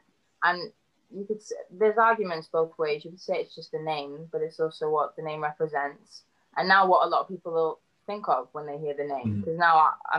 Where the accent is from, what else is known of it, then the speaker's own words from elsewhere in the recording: Cardiff, Wales, United Kingdom; moved away as an adult; also born or lived in Georgia, United States; I love Wales. I love being Welsh.